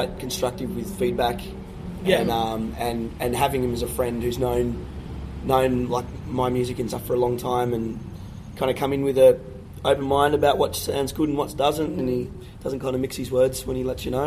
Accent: Wynyard, Tasmania, Australia; my hometown's Wynyard, which is tiny

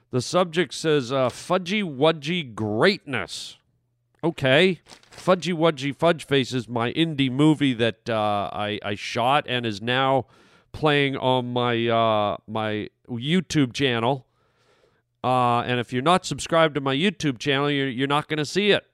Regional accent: Canada; moved away; my home country of Canada

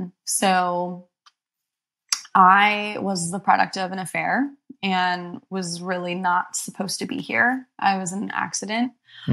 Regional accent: Egypt; born there; and I was born in Egypt as well.

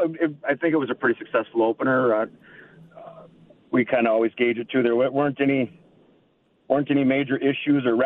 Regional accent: Owatonna, Minnesota, United States; moved away as an adult; I grew up in Owatonna

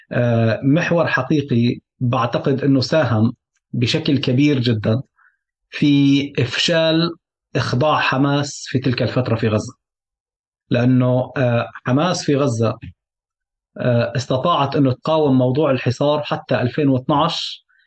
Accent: Syria; moved away; عمليا فعليا ربيت بسوريا

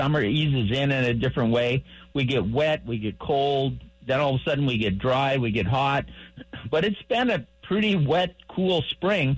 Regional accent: Hibbing, Minnesota, United States; moved away; my hometown

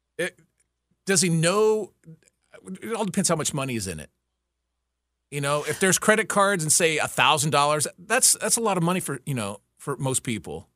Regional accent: Texas, United States; moved away; I grew up in Texas

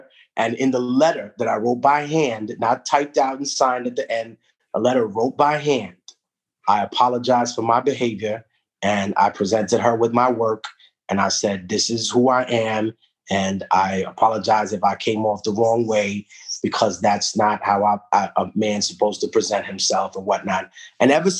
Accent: New York City, New York, United States; first language Spanish; English is a second language; also born or lived in Peru; growing up in Harlem was very interesting

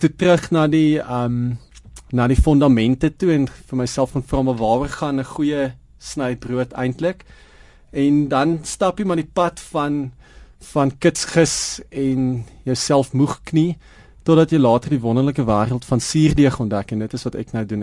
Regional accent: Prince Albert, Western Cape, South Africa; now in Johannesburg, South Africa; op die dorp waar ek groot geword het in Prins Albert

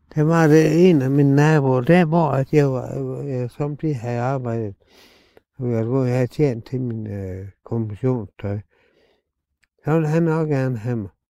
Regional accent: Solbjerg, Denmark; Jeg er født ude på Solbjerg Hevej. 202

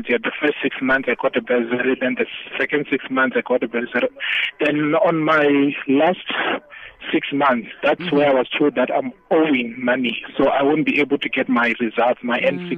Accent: Limpopo, South Africa; moved away as an adult; I'm from Limpopo. Then I came this side to study at one of the TVETs.

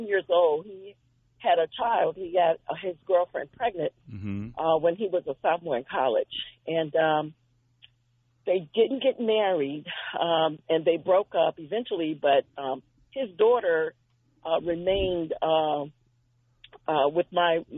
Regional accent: North Carolina, United States; I'm from North Carolina

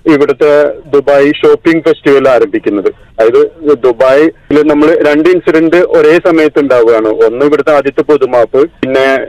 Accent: Perumbilavu, Kerala, India; now in Dubai, United Arab Emirates; Bur Dubai എനിക്ക് എന്റെ നാട് പെരുമ്പിലാവ് പോലെ തന്നെ

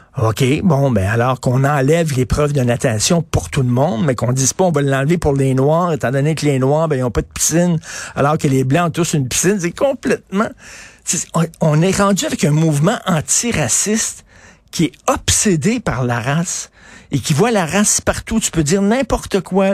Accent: Montreal, Quebec, Canada; j'avais une piscine quand j'ai grandi à Verdun

